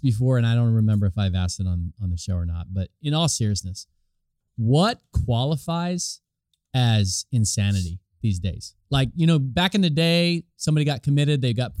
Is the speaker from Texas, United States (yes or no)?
no; Kansas, United States; my home state of Kansas